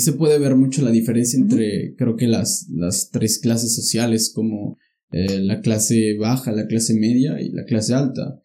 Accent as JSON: {"language": "Spanish", "town": "Pachuca", "region": "Hidalgo", "country": "Mexico", "moved": "yes", "said": "yo vengo del sur de Pachuca"}